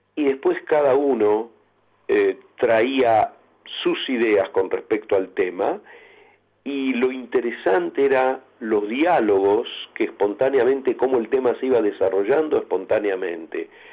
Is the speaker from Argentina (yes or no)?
yes; Argentina; todos como argentinos